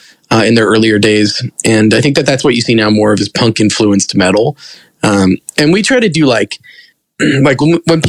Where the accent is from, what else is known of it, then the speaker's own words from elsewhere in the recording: Simi Valley, California, United States; moved away as an adult; now in Seattle, United States; I grew up